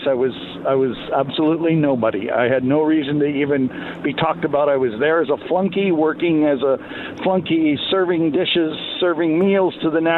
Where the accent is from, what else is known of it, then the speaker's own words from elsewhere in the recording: Saskatchewan, Canada; I was born and raised in Saskatchewan, was going to be a farm boy hockey player